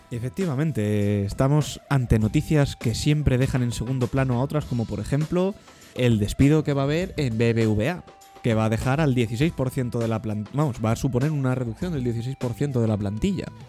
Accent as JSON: {"language": "Spanish", "town": "Madrid", "region": "Community of Madrid", "country": "Spain", "tie": "born or raised there", "said": "Nacimos en Madrid"}